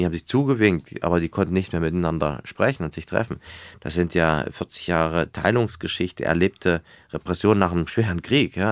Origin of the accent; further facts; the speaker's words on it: Weimar, Thuringia, Germany; ich komme aus Weimar, äh, mein Wahlkreis